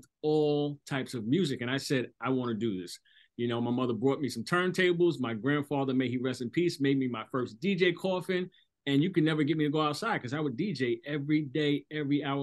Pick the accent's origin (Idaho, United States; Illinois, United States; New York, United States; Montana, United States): New York, United States; Hempstead; I'm from Hempstead, Long Island, New York